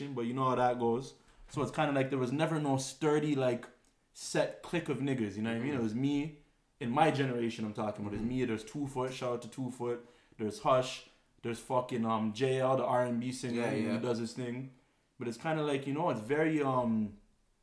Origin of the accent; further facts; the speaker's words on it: Toronto, Ontario, Canada; I'm from Forest